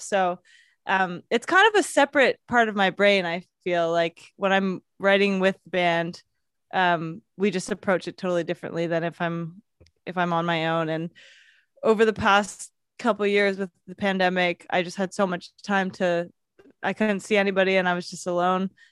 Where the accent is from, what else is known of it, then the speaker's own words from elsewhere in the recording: London, United Kingdom; moved away; I grew up in London